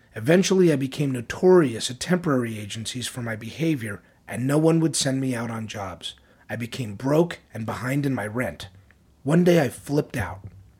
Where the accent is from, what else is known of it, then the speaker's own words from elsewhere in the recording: Tennessee, United States; I was raised in East Tennessee. I was a very good student in high school.